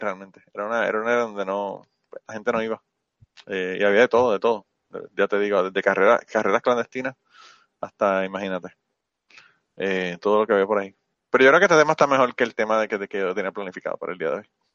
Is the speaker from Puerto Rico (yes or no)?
yes; Puerto Rico; moved away as an adult; also born or lived in New York / Minnesota; now in United States; desde que me fui de Puerto Rico